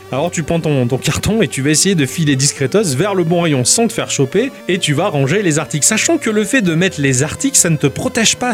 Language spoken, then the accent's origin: French; France; je suis français